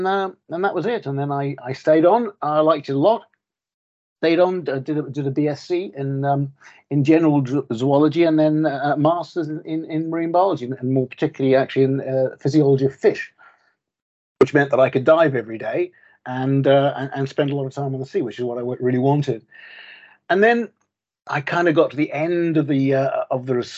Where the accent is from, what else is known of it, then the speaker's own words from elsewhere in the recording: Auckland, New Zealand; moved away as an adult; now in Bulgaria; did most of the sort of important growing up years, the sort of secondary school and university years in New Zealand, in sunny Auckland.